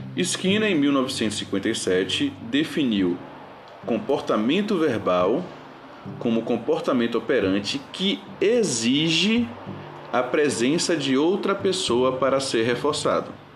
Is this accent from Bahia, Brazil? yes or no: yes; Bahia, Brazil; accent: Bahian; nós vivemos em uma comunidade verbal baiana, que tem, é, obviamente, uns um, um sotaques bem típico, uma forma de falar muito mais bonita do que as outras dos outros estados